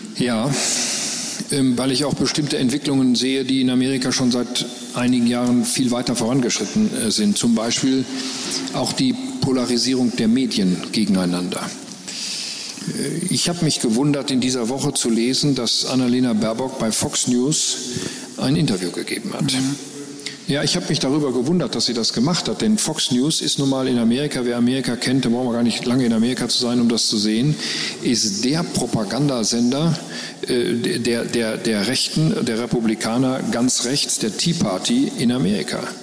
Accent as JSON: {"language": "German", "region": "North Rhine-Westphalia", "country": "Germany", "said": "ich komme ja nun aus Nordrhein-Westfalen"}